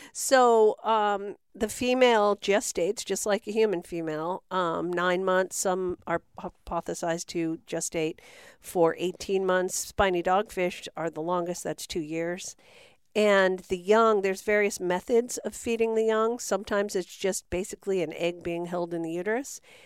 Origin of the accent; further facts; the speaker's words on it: San Francisco Bay Area, California, United States; moved away as an adult; I grew up in the Bay Area of San Francisco